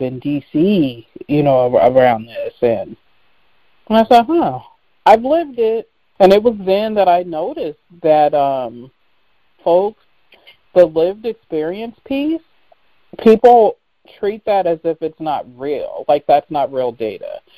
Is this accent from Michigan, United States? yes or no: no; Seattle, Washington, United States; I grew up in Seattle